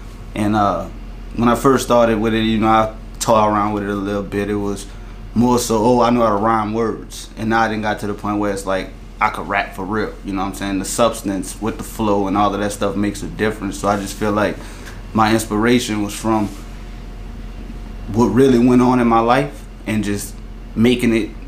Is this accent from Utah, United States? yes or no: no; LaPlace, Louisiana, United States; also born or lived in New Orleans, Louisiana; I'm from New Orleans. Well, actually, I'm from metropolitan area in New Orleans. I'm actually from La Place, Louisiana. That's St. John Parish. You know what I'm saying? But I went to school in New Orleans and fuck with everybody in New Orleans, but I ain't technically from the city.